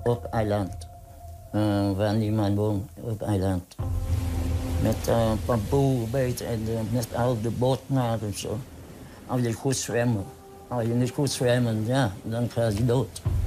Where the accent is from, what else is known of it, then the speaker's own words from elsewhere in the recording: Vietnam; Dutch is a second language; now in Netherlands; Ik kom uit Vietnam